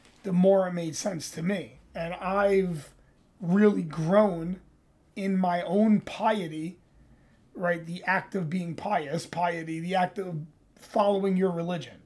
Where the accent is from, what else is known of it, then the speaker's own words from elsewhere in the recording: New York City, New York, United States; I'm from New York. I'm a native New Yorker